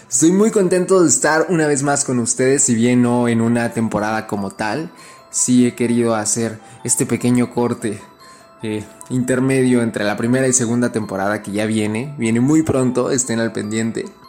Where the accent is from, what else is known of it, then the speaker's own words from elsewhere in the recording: Mexico; Yo que soy mexicano, pero vivo en la frontera